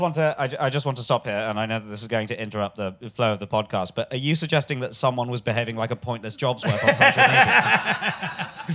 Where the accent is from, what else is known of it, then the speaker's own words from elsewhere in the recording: London, United Kingdom; I'm a Londoner, Billingsgate